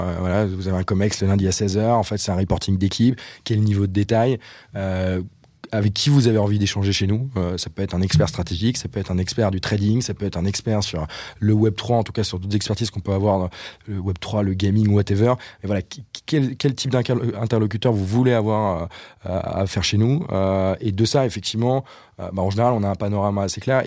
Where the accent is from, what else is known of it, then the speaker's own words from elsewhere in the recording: Brittany, France; moved away as an adult; also born or lived in Nantes / Reims / Paris; je viens de, je viens de Bretagne